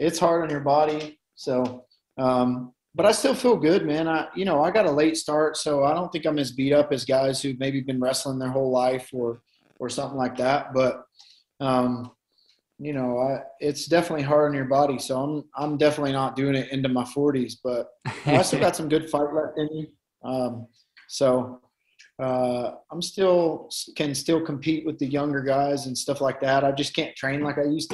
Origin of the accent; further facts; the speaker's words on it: Tennessee, United States; accent: Tennessean; my silly Tennessean accent